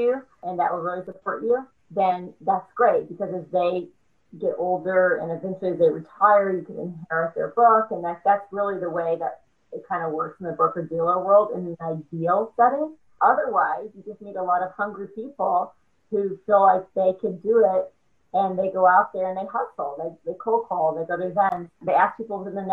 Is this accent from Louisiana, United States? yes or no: yes; small town near Grambling, Louisiana, United States; moved away; I'm from Louisiana, as you know, from a small town near Grambling, Louisiana